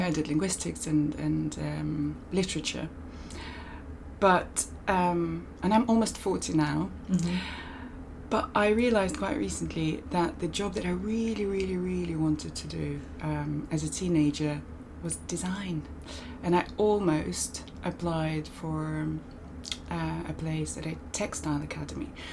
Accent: Moscow, Russia; moved away as an adult; also born or lived in California, United States / United Kingdom; I grew up primarily in Moscow

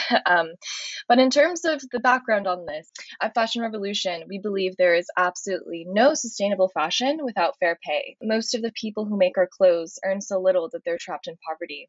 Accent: United States; I'm American

